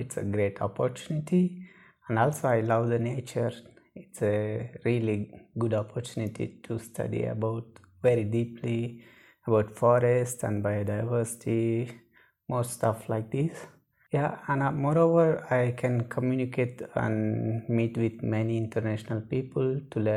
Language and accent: English; India; I'm from India, and my background is pharmacy